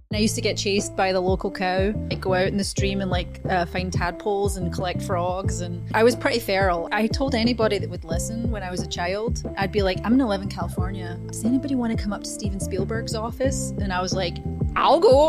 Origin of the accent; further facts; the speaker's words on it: a little town just outside of Glasgow, Scotland, United Kingdom; now in Los Angeles, United States; I was born in a, a, little town just outside of Glasgow in Scotland